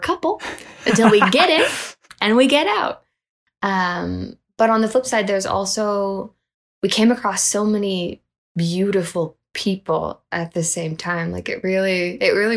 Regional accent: Canada; I was from Canada

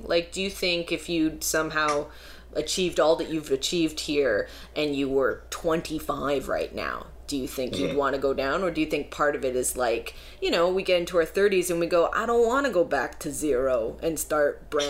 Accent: Canada; I want to talk about being Canadian and being in comedy.

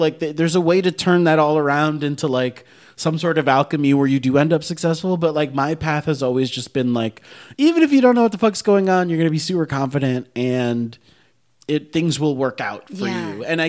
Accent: Miami, Florida, United States; moved away as an adult; also born or lived in New York; now in Los Angeles, United States; I was so young. I was from Miami

